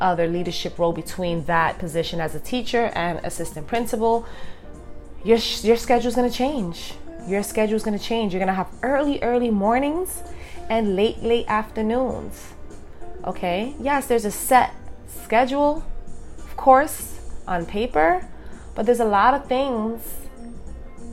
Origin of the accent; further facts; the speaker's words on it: New York City, New York, United States; I'm from New York City. It's a busy, busy, fast-paced city. We have a lot going on.